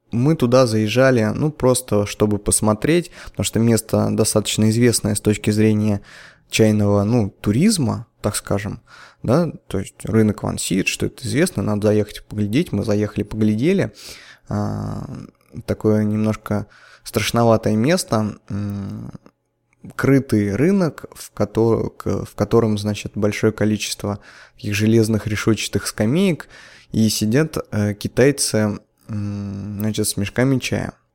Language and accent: Russian; Nizhny Novgorod, Nizhny Novgorod Oblast, Russia; я когда в детстве ходил на Канавинский рынок